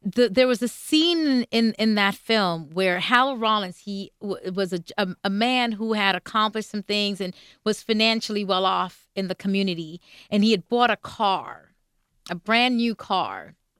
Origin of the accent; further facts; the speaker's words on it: Jamaica; moved away; I'm coming from Jamaica where it's a, a predominantly black country